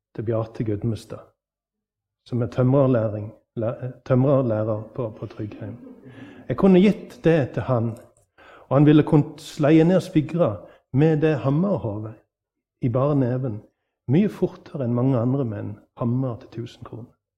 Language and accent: Norwegian; Norway; På min dialekt hjemme på Vatland